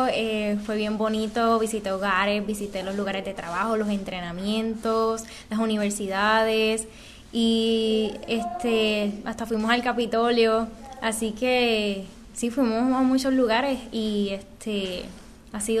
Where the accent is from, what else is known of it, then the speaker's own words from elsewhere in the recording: Guánica, Puerto Rico; Soy natural de Guánica.